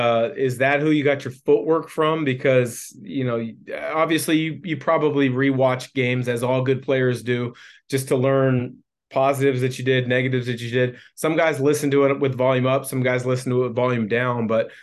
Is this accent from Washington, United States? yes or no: yes; Vancouver, Washington, United States; So myself, growing up in the Portland area, Vancouver, Washington, there was an athletic club that I had to go test myself at.